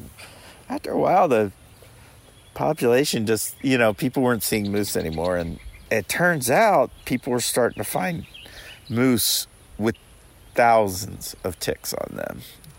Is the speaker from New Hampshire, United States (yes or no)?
yes; New Hampshire, United States; You know, what I learned in my home state of New Hampshire